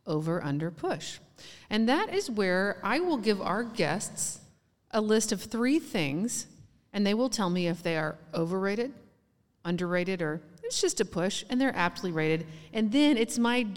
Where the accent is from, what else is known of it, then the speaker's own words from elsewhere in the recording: Texas, United States; as a Texan